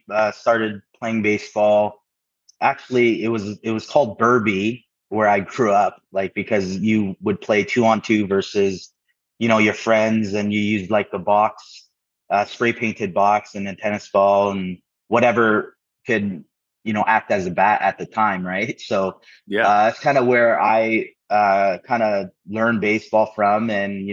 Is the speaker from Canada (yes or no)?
yes; Ontario, Canada; growing up in Canada, it was a little different, especially in the 90s, 2000s.